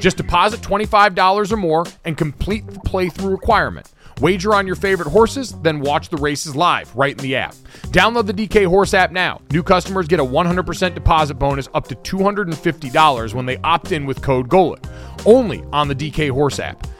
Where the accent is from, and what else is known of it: Connecticut, United States; born or raised there